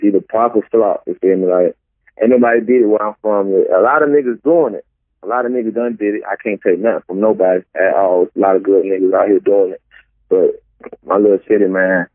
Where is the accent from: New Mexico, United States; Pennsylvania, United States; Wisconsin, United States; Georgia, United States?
Georgia, United States; Hinesville; I'm from Hinesville, Georgia, man. 912, man. Right outside Savannah, Georgia.